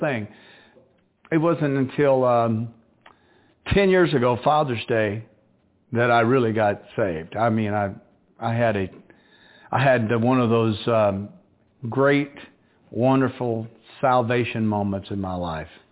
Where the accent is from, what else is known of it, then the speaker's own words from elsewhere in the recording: the South, United States; moved away as an adult; I'm from the South. My way of of being raised is totally different from the big city life. I'm country